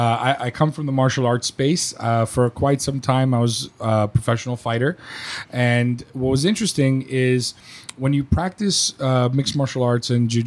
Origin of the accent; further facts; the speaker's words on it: New York, United States; moved away; As a New Yorker or a former New Yorker, we're very not short-tempered, but we're all about the getting to the point, okay?